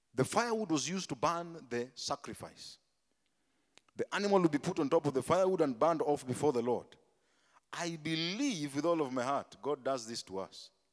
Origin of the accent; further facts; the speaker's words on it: Tigoni, Kiambu County, Kenya; Me, I came from Tigoni, bana. Me, I was in Tigoni